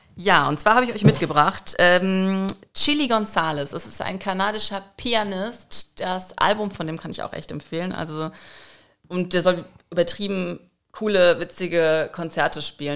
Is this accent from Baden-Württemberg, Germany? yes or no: no; North Rhine-Westphalia, Germany; moved away as an adult; now in Frankfurt, Germany; ich komme eigentlich aus NRW